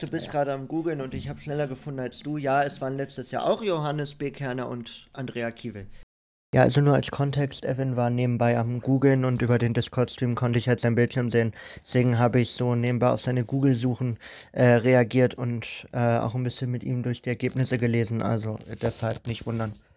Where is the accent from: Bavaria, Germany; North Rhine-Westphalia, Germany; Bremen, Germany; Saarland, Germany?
North Rhine-Westphalia, Germany; Soest; moved away; ich bin in Soest in NRW geboren, zwischen Dortmund und Paderborn.